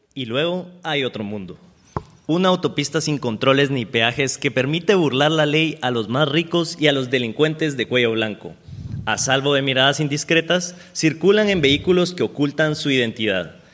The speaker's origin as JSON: {"language": "Spanish", "country": "Guatemala", "said": "mi acento, porque yo soy de Guatemala"}